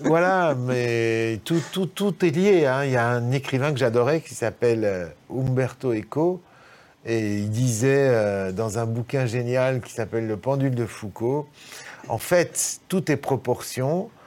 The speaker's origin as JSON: {"language": "French", "town": "Lyon", "region": "Auvergne-Rhône-Alpes", "country": "France", "tie": "born or raised there", "also_born_or_lived": "Chamonix / Paris", "moved": "as an adult", "lives_now": "Chambéry, France", "said": "je suis lyonnais"}